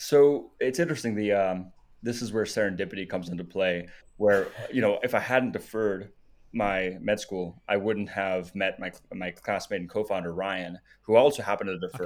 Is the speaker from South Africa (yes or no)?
yes; South Africa; moved away; also born or lived in Namibia; I was born in Namibia, lived in South Africa